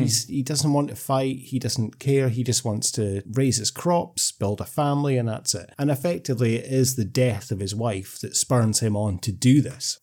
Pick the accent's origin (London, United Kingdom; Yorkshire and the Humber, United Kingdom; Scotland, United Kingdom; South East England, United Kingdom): Scotland, United Kingdom; I'm talking as a Scot